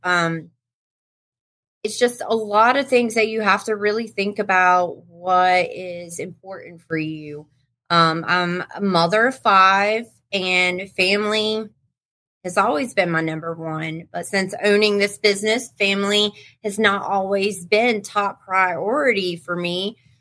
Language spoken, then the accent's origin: English; North Carolina, United States; I'm from North Carolina